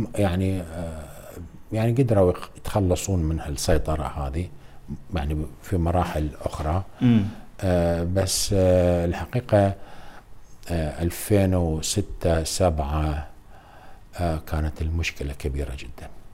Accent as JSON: {"language": "Arabic", "country": "Iraq", "said": "احنا بالوزاره نعمل كعراقيين كلنا"}